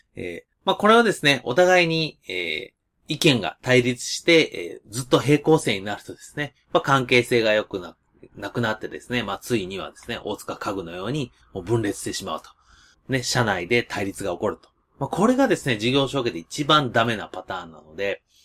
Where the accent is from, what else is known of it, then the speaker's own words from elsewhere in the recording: Nishinomiya, Hyogo, Japan; 私地元西宮